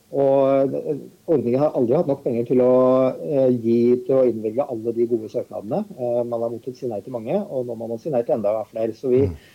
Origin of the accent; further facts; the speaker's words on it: Viken, Norway; jeg kommer jo fra Østfold sjøl